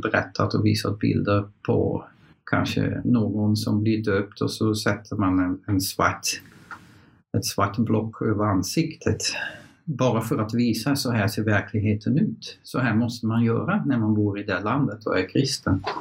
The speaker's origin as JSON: {"language": "Swedish", "country": "Netherlands", "also_born_or_lived": "Kiruna, Sweden", "second_language": "Swedish", "moved": "as an adult", "lives_now": "Sweden", "said": "Jag kommer från Nederländerna."}